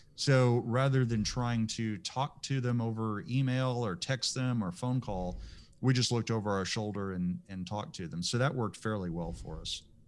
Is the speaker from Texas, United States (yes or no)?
yes; Texas, United States; I'm just as Texan as you are